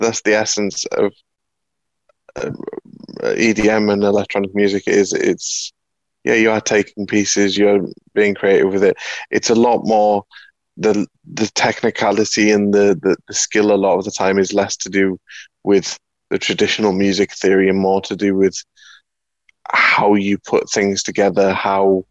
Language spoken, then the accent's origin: English; England, United Kingdom; as an Englishman